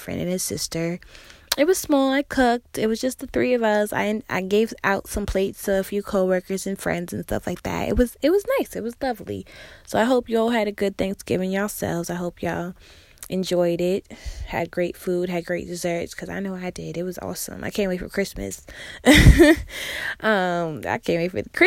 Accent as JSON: {"language": "English", "region": "Massachusetts", "country": "United States", "tie": "born or raised there", "also_born_or_lived": "South Carolina / New York", "moved": "yes", "lives_now": "Houston, United States", "said": "I was born and raised in Massachusetts"}